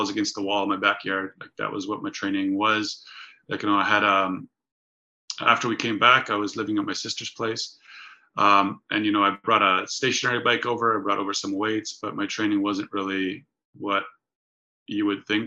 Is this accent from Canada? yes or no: yes; Canada; also born or lived in Poland; I was born in Poland. My parents decided to immigrate to Canada when I was five